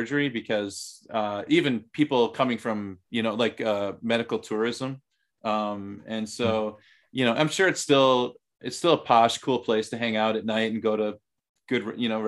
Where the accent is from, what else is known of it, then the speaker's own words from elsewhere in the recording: United States; moved away as an adult; also born or lived in Thailand; now in South Korea; as an American